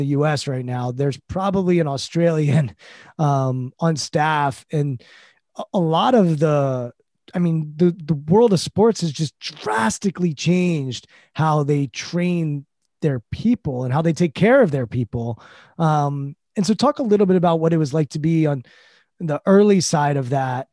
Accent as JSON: {"language": "English", "country": "United States", "said": "we're American"}